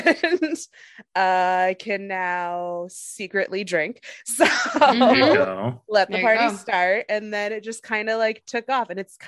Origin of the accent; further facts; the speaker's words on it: Maine, United States; I'm from the East Coast. I'm from Maine. And naturally, there's like thick East Coast accents.